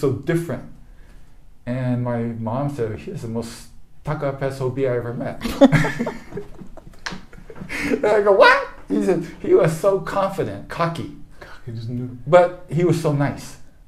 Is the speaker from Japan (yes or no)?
yes; Japan; born there; I was born in Japan, but I came. My father's American, mom's Japanese.